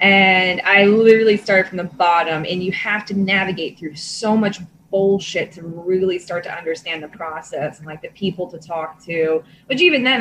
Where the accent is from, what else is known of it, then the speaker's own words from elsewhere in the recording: Hunterdon County, New Jersey, United States; also born or lived in Trenton, New Jersey / Florida / Pennsylvania; Where I grew up was Hunterdon County, basically like farmland, New Jersey